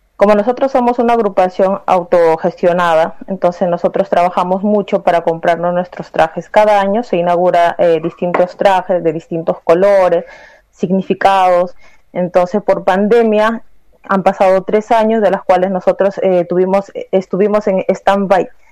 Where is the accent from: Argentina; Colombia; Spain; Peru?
Peru; now in Santiago, Chile; yo también soy peruana